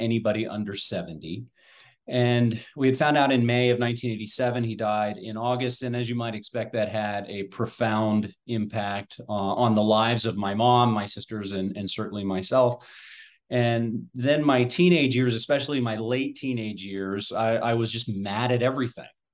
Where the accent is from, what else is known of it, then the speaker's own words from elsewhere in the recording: Southwest Ohio, United States; I'm a Midwestern boy, so I was born and raised in Southwest Ohio.